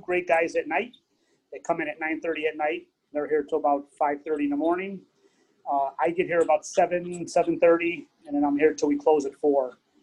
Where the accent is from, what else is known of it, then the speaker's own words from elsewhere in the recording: Cicero, Illinois, United States; moved away as an adult; also born or lived in Stickney; now in Tinley Park, United States; Grew up in Cicero uh, till I was about, till I got married.